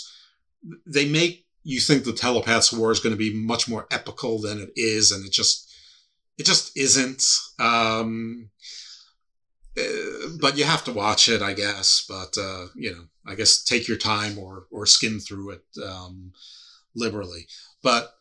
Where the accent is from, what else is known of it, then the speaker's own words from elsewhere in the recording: United States; I'm from the United States